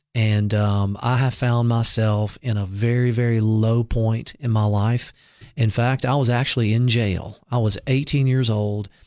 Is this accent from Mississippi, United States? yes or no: yes; Mississippi, United States; now in Cookeville, United States; I grew up in Mississippi